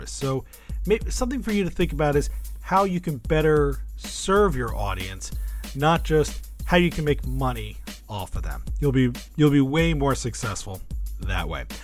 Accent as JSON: {"language": "English", "region": "New York", "country": "United States", "said": "I'm from New York."}